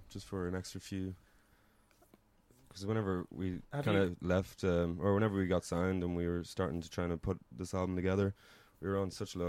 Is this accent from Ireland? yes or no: yes; Monaghan, Ulster, Ireland; now in Dublin, Ireland; I'm from Monaghan.